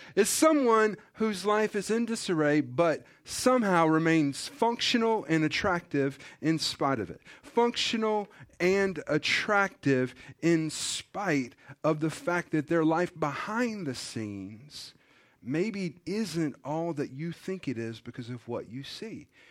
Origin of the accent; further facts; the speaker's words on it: United States; as an American